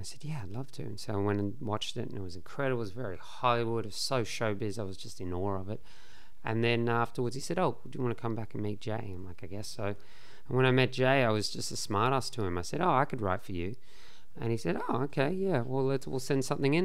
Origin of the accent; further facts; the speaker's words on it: Australia; being Australian